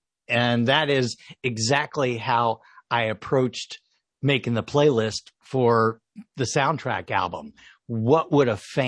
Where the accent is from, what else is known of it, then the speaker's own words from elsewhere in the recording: Louisville, Kentucky, United States; I was raised as a child in what at the time was a very small pond in Louisville, Kentucky.